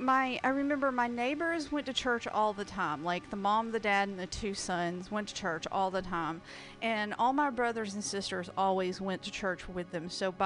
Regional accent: the South, United States; I was raised in the South

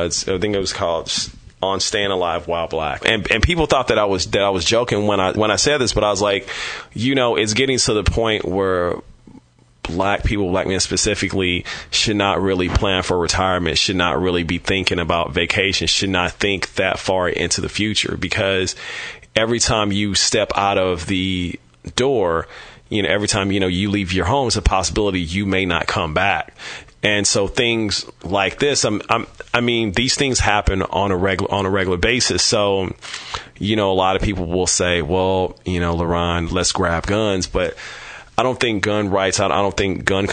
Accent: Kansas City, Missouri, United States; now in San Francisco, United States; growing up in Kansas City, Missouri

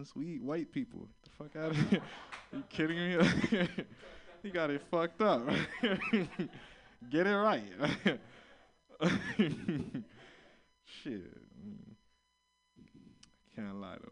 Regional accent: Florida, United States; now in San Francisco, United States; I'm from Florida

